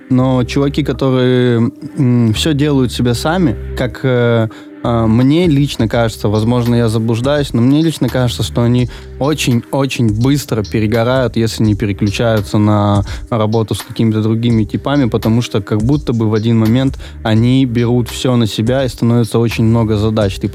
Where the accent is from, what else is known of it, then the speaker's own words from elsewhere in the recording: Veliky Novgorod, Novgorod Oblast, Russia; я из Великого Новгорода, и там примерно столько же людей.